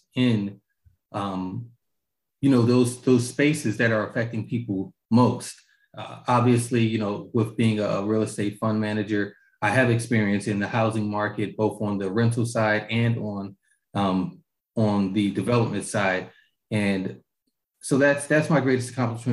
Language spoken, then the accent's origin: English; Augusta, Georgia, United States; I was raised in Augusta, graduated from Hepzibah High School